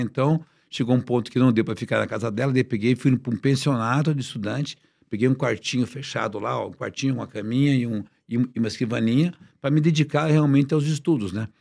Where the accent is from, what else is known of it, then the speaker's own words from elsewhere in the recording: Paraná, Brazil; nasci no Paraná, uma cidade pequena de 20 mil habitantes